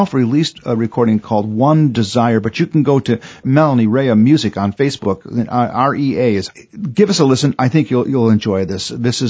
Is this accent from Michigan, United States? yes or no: yes; Port Austin, Michigan, United States; I grew up in Port Austin, Michigan. Okay, which is on the tip of the thumb of Michigan. There is nothing north of Port Austin but water for over 100 miles. Okay, it's 150 miles away from Detroit.